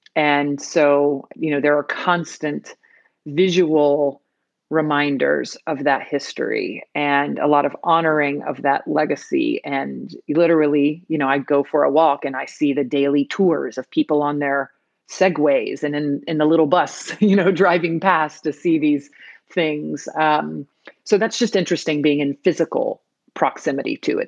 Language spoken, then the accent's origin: English; United States; first language English; I was born in the United States, and English is my first language